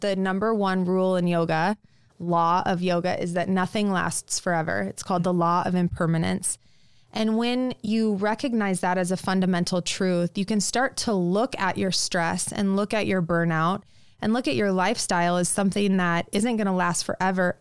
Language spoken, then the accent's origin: English; Lincoln, Nebraska, United States; also born or lived in New York; I grew up in Lincoln